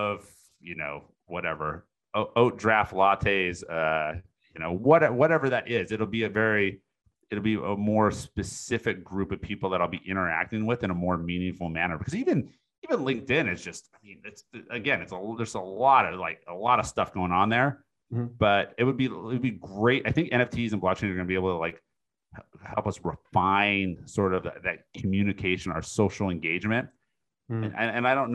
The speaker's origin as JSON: {"language": "English", "town": "Seattle", "region": "Washington", "country": "United States", "moved": "yes", "said": "I'm originally from Seattle."}